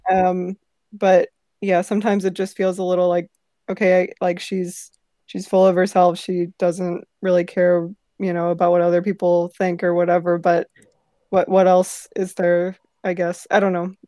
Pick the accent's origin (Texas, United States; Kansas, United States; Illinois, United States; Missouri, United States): Missouri, United States; St. Louis; I'm from Saint Louis, so I've been to many Cardinals games